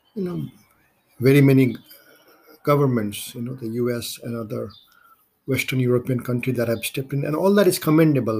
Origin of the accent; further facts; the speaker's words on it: Kathmandu, Nepal; moved away as an adult; also born or lived in India; now in United States; my native country, Nepal, where I grew up, I was born in India. I grew up in Nepal. I went to high school in Kathmandu